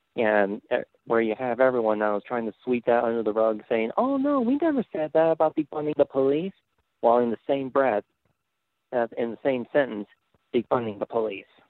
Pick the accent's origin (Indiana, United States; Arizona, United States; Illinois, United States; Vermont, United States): Indiana, United States; I'm about like an hour away from Chicago. I'm from Indiana